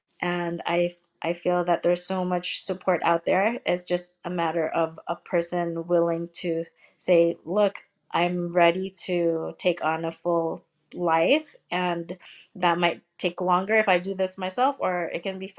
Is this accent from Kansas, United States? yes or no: no; Seattle, Washington, United States; also born or lived in Philippines; when I was growing up, when I was younger, I was born in the Philippines, lived in Seattle, Washington State.